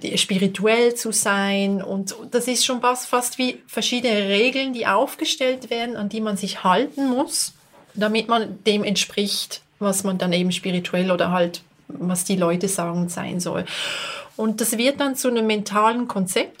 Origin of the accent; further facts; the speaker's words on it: Basel, Basel-Stadt, Switzerland; now in Bern, Switzerland; ich komme eigentlich aus Basel, aber ich lebe in Bern.